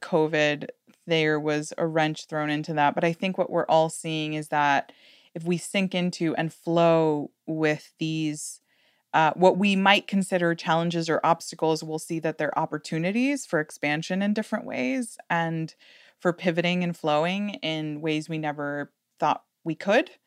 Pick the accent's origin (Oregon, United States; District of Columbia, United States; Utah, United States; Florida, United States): Florida, United States; Miami; I'm from Miami